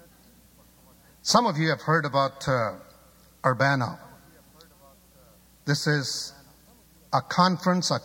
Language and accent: English; Pakistan; moved away; I'm originally from Pakistan